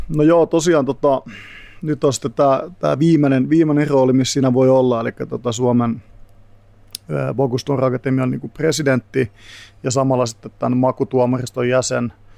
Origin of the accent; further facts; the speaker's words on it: Tampere, Pirkanmaa, Finland; moved away as an adult; also born or lived in England; now in Helsinki, Finland; Tampereelta, mistä mä kotoisin